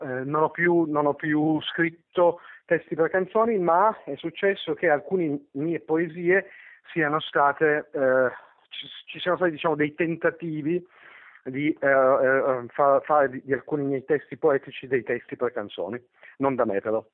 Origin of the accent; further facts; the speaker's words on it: Turin, Piedmont, Italy; io sono torinese per così, come moltissime altre, perché, semplicemente perché so, i, i miei nonni sono arrivati dal sud